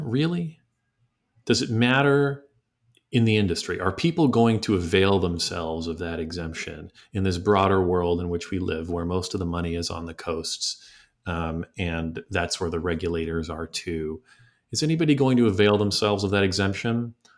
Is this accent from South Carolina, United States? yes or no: no; New York, United States; from within New York as a, as a New Yorker myself